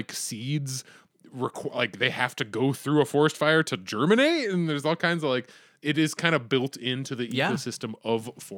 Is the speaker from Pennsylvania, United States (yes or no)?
yes; Conneautville, Pennsylvania, United States; I'm from Conneautville.